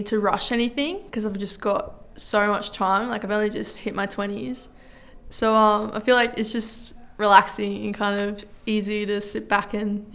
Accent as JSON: {"language": "English", "town": "Lismore", "region": "New South Wales", "country": "Australia", "said": "I'm from Lismore and I'm a singer-songwriter."}